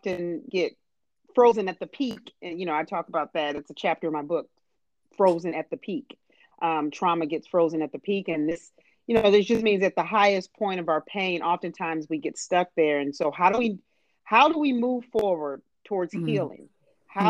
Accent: Harvey, Illinois, United States; we're from Chicago, South Suburb, Harvey, Illinois

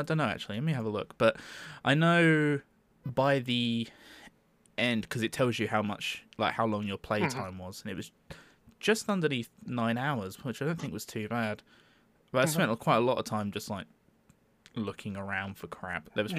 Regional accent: United States; I'm from America.

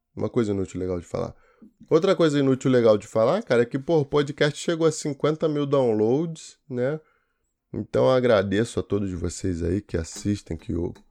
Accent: Brazil; eu sou brasileiro

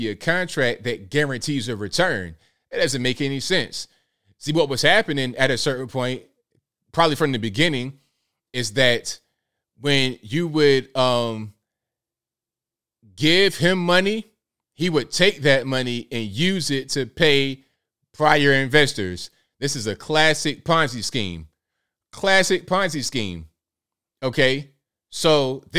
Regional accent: Norfolk, Virginia, United States; I'm from Virginia, Norfolk

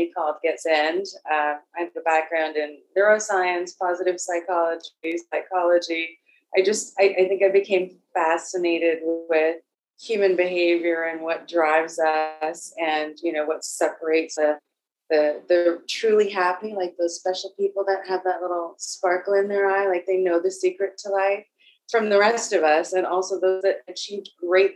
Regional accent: South Africa; I was born in South Africa during apartheid as a person of previously disadvantaged race

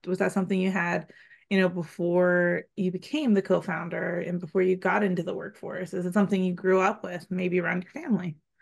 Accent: Pennsylvania, United States; now in Texas, United States; I'm also from Pennsylvania

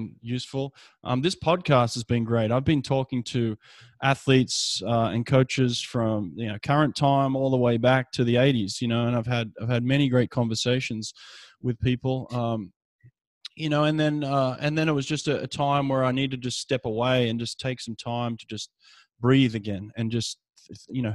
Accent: Sydney, New South Wales, Australia; now in Alabama, United States; growing up in Sydney

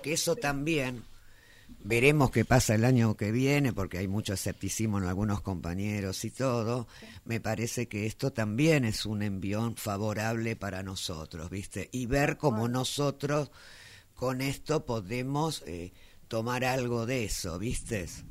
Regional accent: Argentina; en este país

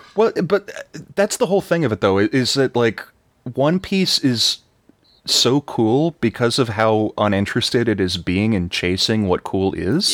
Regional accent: Texas, United States; I'm from Texas

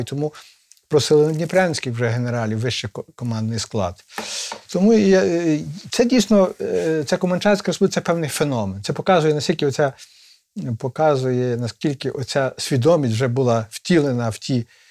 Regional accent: Ivano-Frankivsk, Ivano-Frankivsk Oblast, Ukraine; У нас в Станіславі, столиці Зунер

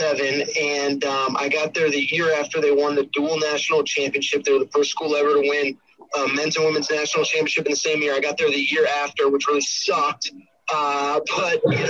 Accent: Connecticut, United States; I grew up in Connecticut

